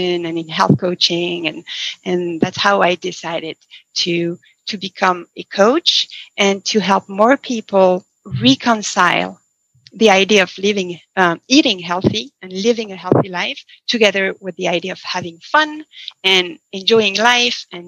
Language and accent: English; France; moved away as an adult; now in Seattle, United States; I was born and raised in France, as you mentioned, and I moved to the States in 2000 and moved to Seattle in 2005. I was already an adult